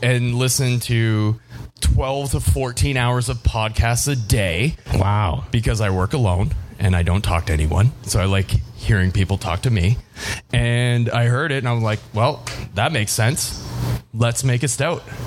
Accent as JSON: {"language": "English", "town": "Windsor", "region": "Ontario", "country": "Canada", "tie": "born or raised there", "said": "I'm originally from Windsor, Ontario, south of born and raised south of Detroit"}